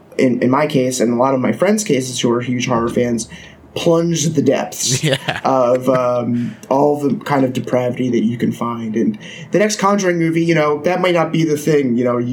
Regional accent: Philadelphia, Pennsylvania, United States; moved away; I grew up right outside of Philadelphia in the suburbs.

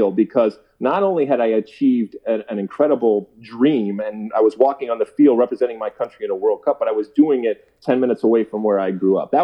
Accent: Detroit, Michigan, United States; moved away as an adult; also born or lived in New Brunswick, New Jersey; I grew up in Detroit, in the suburbs of Detroit

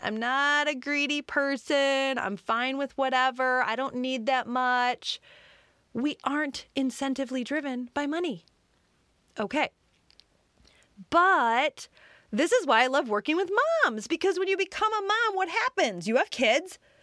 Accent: Detroit, Michigan, United States; I grew up in the Detroit suburbs

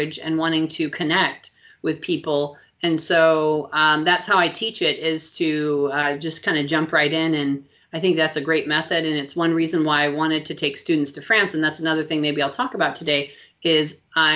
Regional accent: Colorado, United States; moved away as an adult; also born or lived in California; now in Maine, United States; I grew up in Colorado, so I'm very much a Western spirit

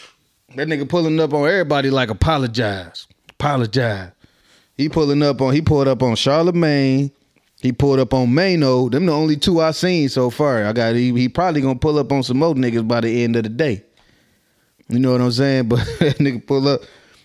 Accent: Minnesota, United States; I'm from West High Zone, Twin City, Minnesota.

